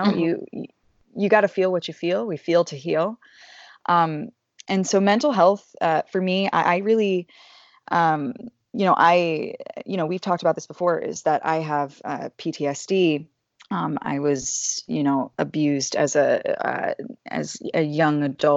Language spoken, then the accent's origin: English; Atlanta, Georgia, United States; I'm from Atlanta, Georgia